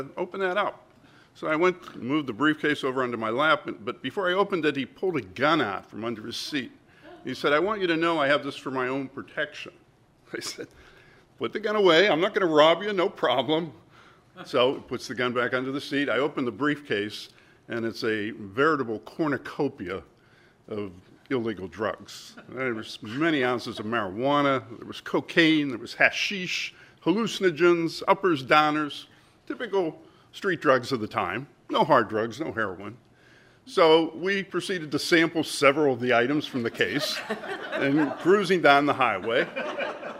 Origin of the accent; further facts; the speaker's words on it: Pittsburgh, Pennsylvania, United States; moved away; Pittsburgh, that's my hometown